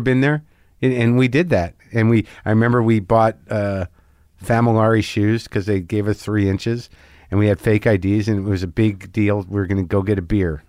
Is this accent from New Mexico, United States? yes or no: yes; Albuquerque, New Mexico, United States; moved away; also born or lived in New Jersey; I grew up in Albuquerque